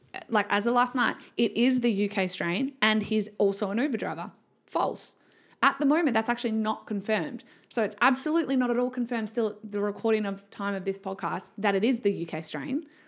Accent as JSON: {"language": "English", "region": "Victoria", "country": "Australia", "tie": "born or raised there", "also_born_or_lived": "Canberra / Western Australia", "moved": "yes", "said": "I was raised in Victoria"}